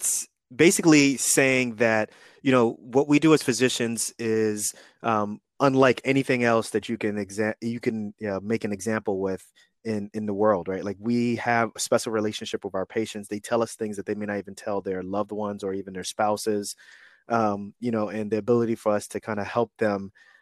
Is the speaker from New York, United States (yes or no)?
yes; New York City, New York, United States; moved away as an adult; also born or lived in Newark area, New Jersey, United States / Kansas City, Missouri, United States / Atlanta, Georgia, United States; I'm 41 and I grew up in New York City. I was in Queens, New York during that time when crack was huge.